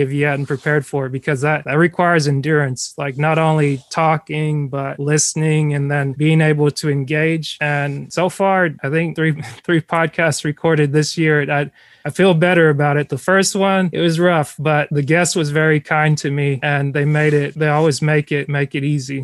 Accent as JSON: {"language": "English", "region": "North Georgia", "country": "United States", "said": "most of us were from Georgia, so like I was from North Georgia"}